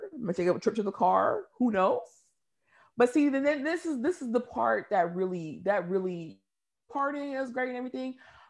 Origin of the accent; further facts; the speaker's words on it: Seattle, Washington, United States; moved away; growing up in the Northwest